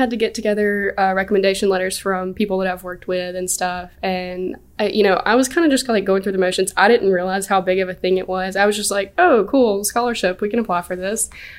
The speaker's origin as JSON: {"language": "English", "town": "Sylacauga", "region": "Alabama", "country": "United States", "said": "Sylacauga, Alabama."}